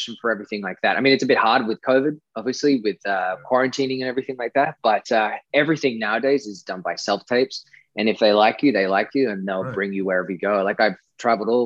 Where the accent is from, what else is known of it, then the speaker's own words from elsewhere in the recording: Australia; accent: Australian; to be able to use my natural accent was fun